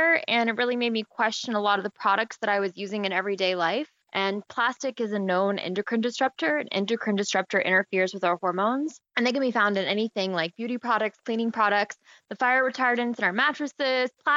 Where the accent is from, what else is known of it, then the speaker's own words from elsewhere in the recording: Arkansas, United States; I'm from Arkansas, which is a state that's not really known for being like the most environmentally eco-friendly state in America